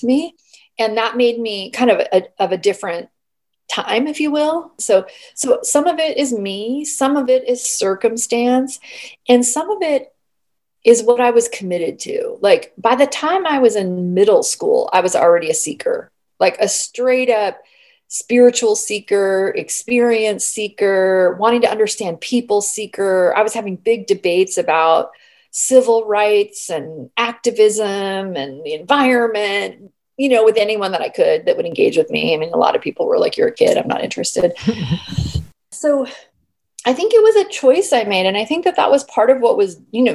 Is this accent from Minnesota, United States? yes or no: no; San Diego, California, United States; moved away; also born or lived in La Mesa / Poway; I was born and raised in San Diego